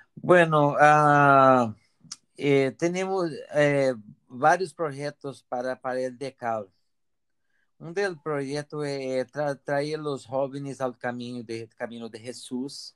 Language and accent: Spanish; near Brasília, Federal District, Brazil; Spanish is a second language; moved away as an adult; now in Gavà, Spain; soy brasileño de cerca de Brasilia